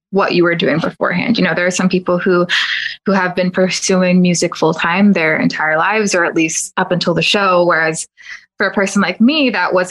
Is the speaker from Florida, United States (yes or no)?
yes; Orlando, Florida, United States; I'll just say I'm from Orlando